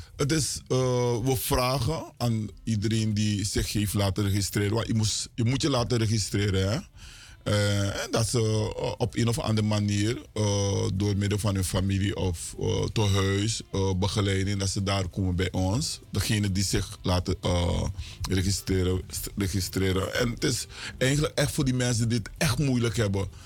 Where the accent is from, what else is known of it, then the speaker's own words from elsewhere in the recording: Suriname; now in Miami, United States; wij als Surinamers